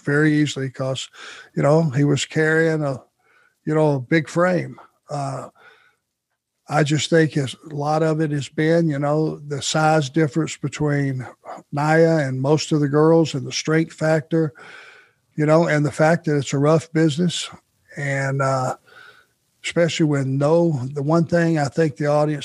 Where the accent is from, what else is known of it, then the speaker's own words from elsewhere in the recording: Rome, Georgia, United States; growing up in Rome